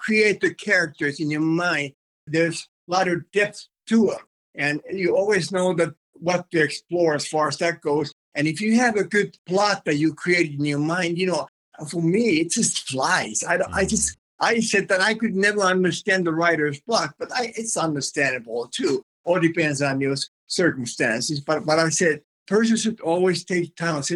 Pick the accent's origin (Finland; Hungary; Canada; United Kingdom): Finland; first language Finnish; English is a second language; moved away as an adult; my native language, of course, is Finnish, which I spoke for 23 years before I came over here